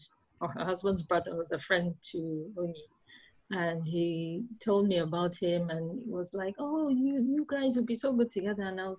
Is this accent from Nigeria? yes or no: yes; Nigeria; moved away as an adult; now in Netherlands; I live in the Netherlands. I'm from Nigeria originally, and I moved to the Netherlands in 2016. Okay. So I'm 41